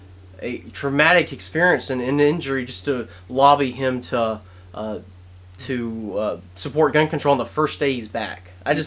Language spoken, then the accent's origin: English; North Carolina, United States; I am from North Carolina.